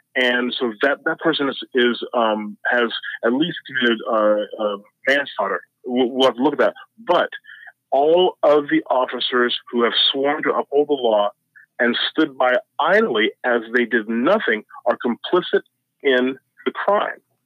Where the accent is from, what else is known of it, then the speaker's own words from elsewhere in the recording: Ottumwa, Iowa, United States; I grew up in Ottumwa, Iowa, with a three percent black population